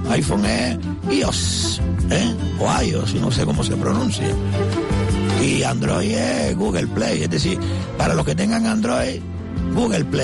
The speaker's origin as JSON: {"language": "Spanish", "town": "Telde", "region": "Canary Islands", "country": "Spain", "said": "Ya me da vergüenza decir que soy de Telde."}